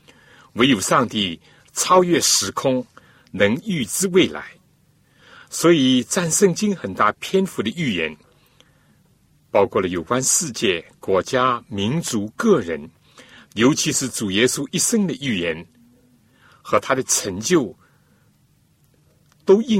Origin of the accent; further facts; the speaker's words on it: China; 真相，我们中国人说：见其子，就如见其父啊！